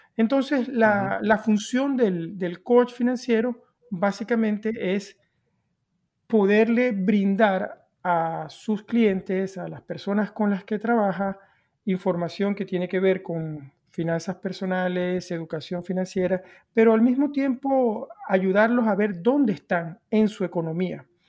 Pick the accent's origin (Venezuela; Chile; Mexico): Venezuela; yo crecí con, desde la cultura que vengo, que vengo de Venezuela